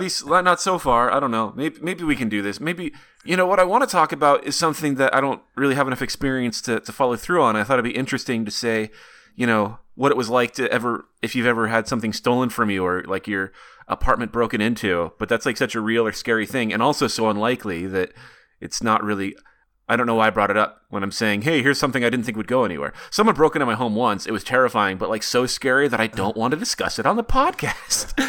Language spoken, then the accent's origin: English; Montana, United States; Bozeman, Montana, which is about an hour and a half from where I grew up.